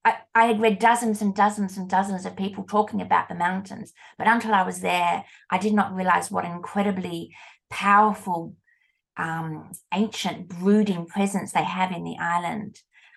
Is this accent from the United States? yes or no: no; Australia; And I said, "Oh, we're from Australia."